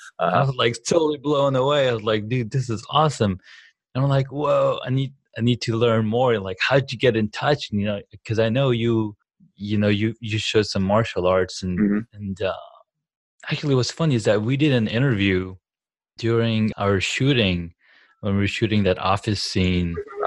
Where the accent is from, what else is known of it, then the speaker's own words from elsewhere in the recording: Saudi Arabia; now in California, United States; not growing up in the States, I don't really have access to like any of the sports gyms or whatever. But towards the end of my move out of Saudi Arabia, coming to California